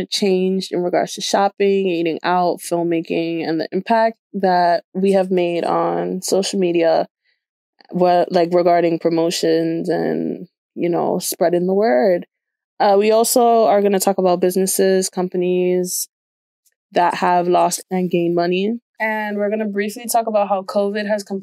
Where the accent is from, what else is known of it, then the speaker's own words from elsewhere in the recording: New York City, New York, United States; I'm from the Bronx